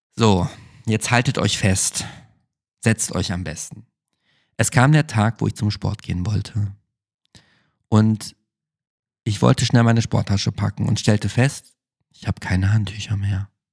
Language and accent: German; Germany; now in Berlin, Germany; bei uns in Deutschland